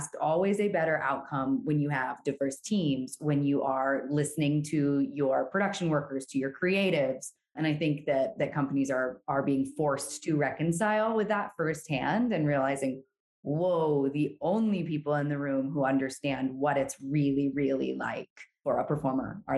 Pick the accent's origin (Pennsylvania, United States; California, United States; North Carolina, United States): North Carolina, United States; Brevard; I also grew up in Brevard, North Carolina, where the music festival is